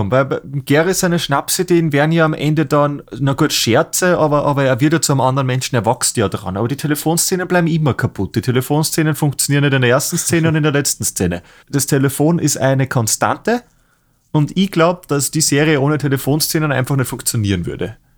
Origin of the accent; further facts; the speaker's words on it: Austria; Wir sind echte Braunschlager, wir sind Österreicher.